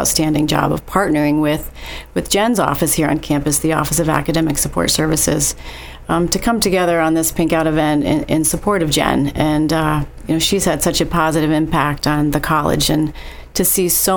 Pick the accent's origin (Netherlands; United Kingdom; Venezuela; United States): United States; northeastern Pennsylvania; I grew up in a small town in northeastern Pennsylvania